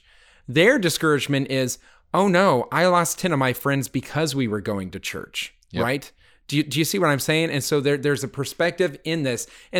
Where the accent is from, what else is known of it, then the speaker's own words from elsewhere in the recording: Littleton, Colorado, United States; I grew up in Littleton, Colorado, the home of the Columbine shooting.